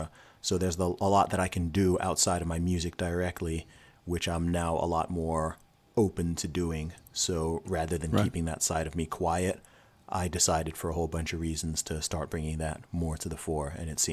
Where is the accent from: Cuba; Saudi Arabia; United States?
Saudi Arabia; also born or lived in England; So I was born in England. So born in the UK. When I was 1 year old, I moved to Saudi Arabia. So my whole family went out to Saudi Arabia. My parents were working there. So I went to school in Saudi Arabia